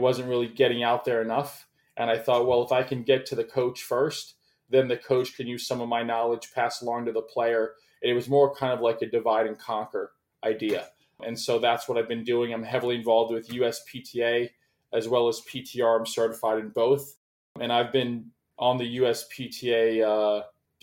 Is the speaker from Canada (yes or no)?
no; Tampa, St. Petersburg area, Florida, United States; I grew up in Florida in the Tampa, St. Pete area